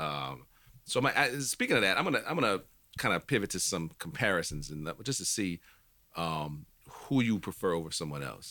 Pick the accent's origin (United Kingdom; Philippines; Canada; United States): United States; New Orleans, Louisiana; I'm from New Orleans